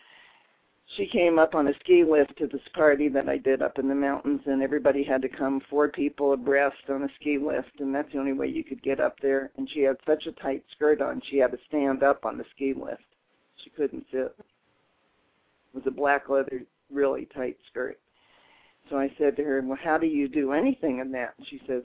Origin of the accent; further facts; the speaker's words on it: Dayton, Ohio, United States; now in Colorado, United States; I'm from Dayton, Ohio.